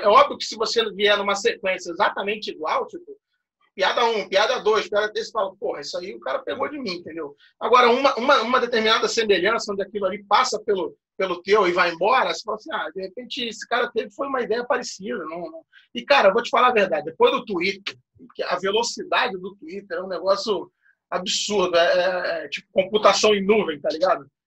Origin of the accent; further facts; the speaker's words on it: Rio de Janeiro, Brazil; no Rio de Janeiro, que a gente é do Rio